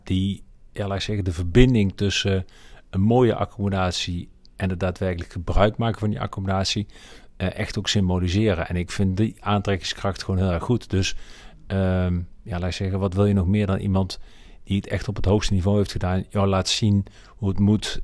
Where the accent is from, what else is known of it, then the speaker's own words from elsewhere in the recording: North Brabant, Netherlands; ik ben een geboren en getogen Brabander